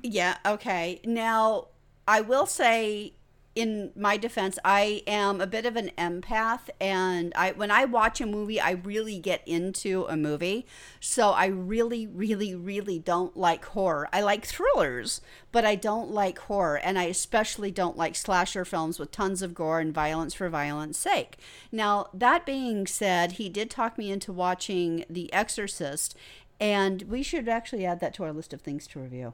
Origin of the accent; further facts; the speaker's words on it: United States; now in Australia; I'm originally from the United States.